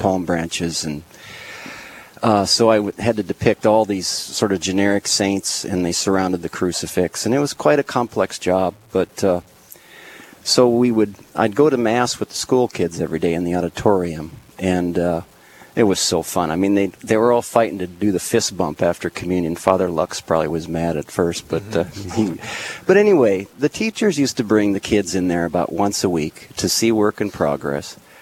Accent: Lincoln, United States; moved away; also born or lived in Minneapolis, Minnesota; I grew up in Lincoln, we ended up in Minneapolis

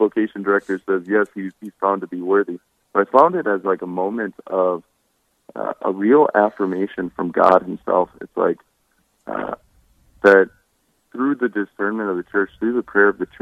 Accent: Hartford, South Dakota, United States; I grew up near Hartford, South Dakota.

